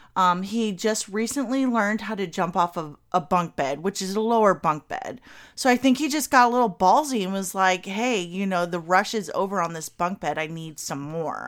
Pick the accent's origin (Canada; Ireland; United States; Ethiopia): United States; Kentucky; I'm from Kentucky. I grew up in Kentucky.